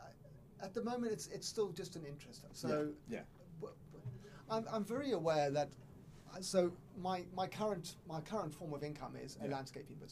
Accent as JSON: {"language": "English", "country": "South Africa", "tie": "born or raised there", "moved": "yes", "said": "I grew up in South Africa"}